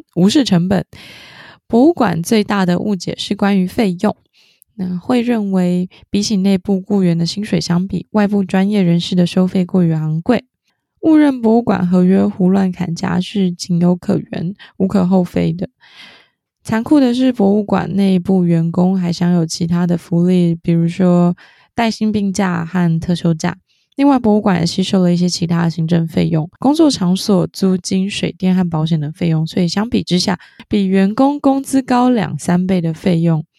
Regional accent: southern Taiwan, Taiwan; accent: southern (Taiwanese); 我是南部， 南部的口音担当， 南部的口音担当

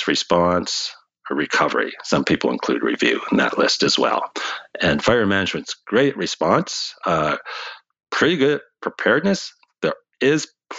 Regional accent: Canada; for us in Canada

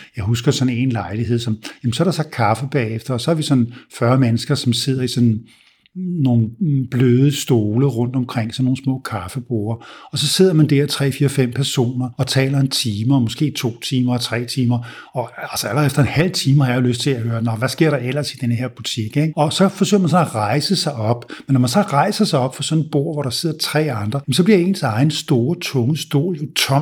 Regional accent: Denmark; also born or lived in United States; da jeg var ung herhjemme

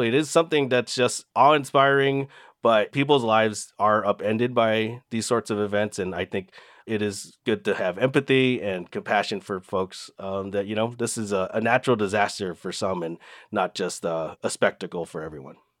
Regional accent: California, United States; now in Big Island, Hawaii, United States; I grew up in California

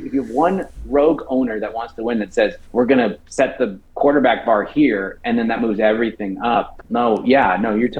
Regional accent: Vancouver, British Columbia, Canada; growing up in Vancouver, my dad and I had season tickets

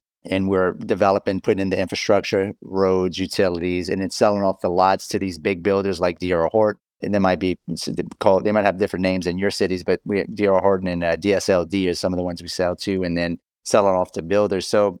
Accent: Louisiana, United States; A lot of times I'm from South Louisiana.

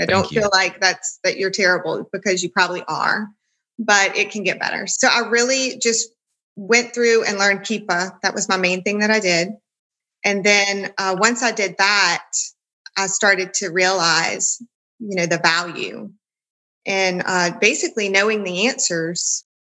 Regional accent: Louisiana, United States; I'm from Louisiana

